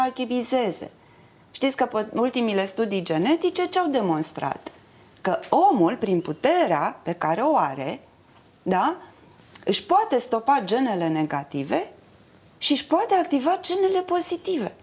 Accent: Romania; sunt din România, că mă întreabă, sunt româncă

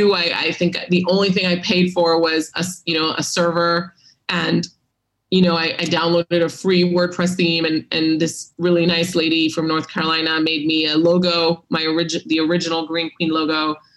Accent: Hong Kong; also born or lived in Singapore; maybe it was growing up in Hong Kong and Singapore, you know, two hugely finance-centered cities.

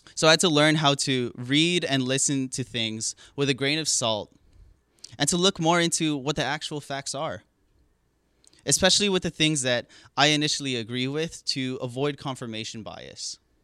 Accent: Hawaii, United States; moved away as an adult; now in California, United States; growing up in Hawaii

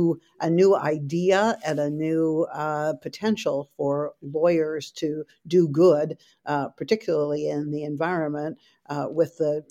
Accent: Ithaca, New York, United States; I grew up in Ithaca, New York. Used to be called centrally isolated because it wasn't served by a major airline.

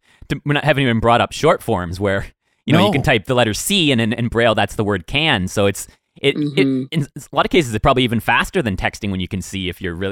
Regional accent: Woodstock, Ontario, Canada; we grew up near Woodstock, Ontario. So we'd travel to London to get some products

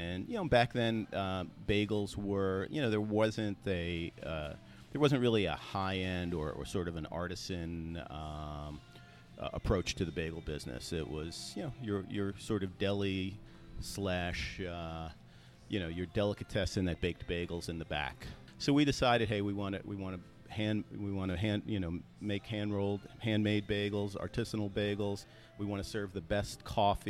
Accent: New York City, New York, United States; I was born in Brooklyn. Grew up in Brooklyn and Staten Island

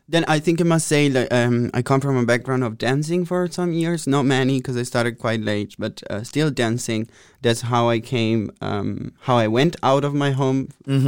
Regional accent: Italy; moved away as an adult; now in Amsterdam, Netherlands; I'm from Italy, close to Venice, in uh, between Pordenone and Treviso

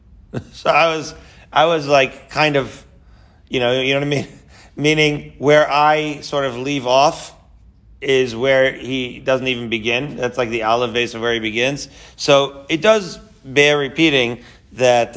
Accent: Merrick, New York, United States; moved away as an adult; also born or lived in Israel; I grew up in Merrick, Long Island, with this guy

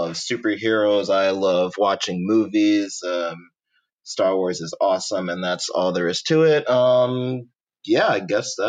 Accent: Royal Oak, Michigan, United States; moved away as an adult; I'm 27 years old. I was born in Royal Oak, Michigan. Spent my formative years there before going away to college at Asbury University.

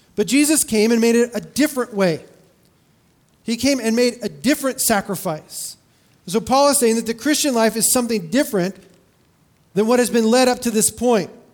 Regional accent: California, United States; I grew up in California

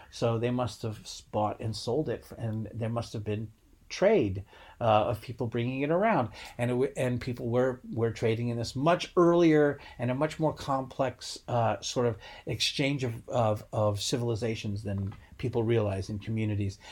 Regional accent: Rhode Island, United States; I'm from Rhode Island and we grew up having tons of seafood

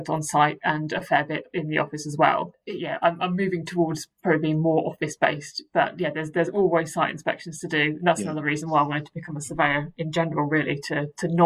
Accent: Maidenhead, South East England, United Kingdom; also born or lived in Reading; So I'm from Berkshire originally. I went to school in Reading. I grew up in the Windsor-Maidenhead area

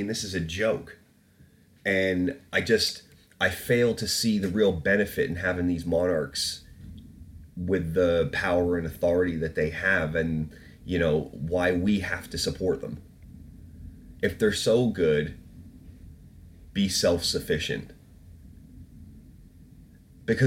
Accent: Canada; moved away; also born or lived in England; when I lived in Canada and was growing up

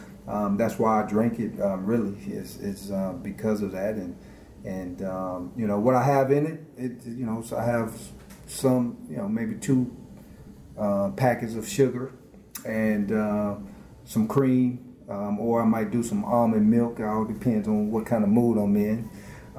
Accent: Lawton, Oklahoma, United States; moved away as an adult; also born or lived in Cleveland, Ohio / Nebraska; I was born in Cleveland, and so at 8 months old, my mom is from Oklahoma, and so we moved back home to Oklahoma

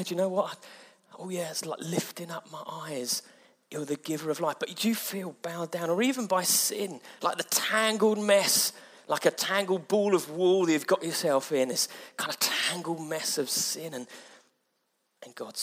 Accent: Mid-Sussex, South East England, United Kingdom; moved away; I come from Mid-Sussex where it's all rural

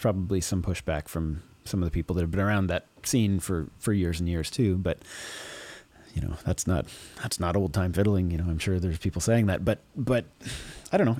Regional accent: Dorchester, Ontario, Canada; my hometown in Dorchester

